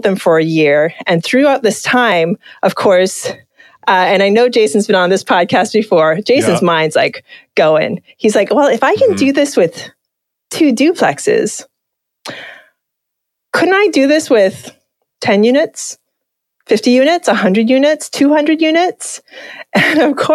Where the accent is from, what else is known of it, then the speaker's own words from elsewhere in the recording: Hawaii, United States; Just being from Hawaii